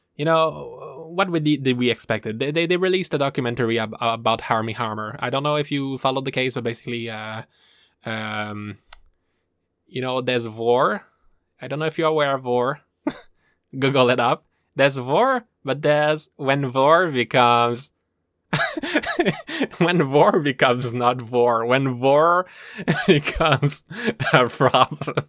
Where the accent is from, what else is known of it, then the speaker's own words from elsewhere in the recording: Canada; I am from the Maple Land, A K A Canada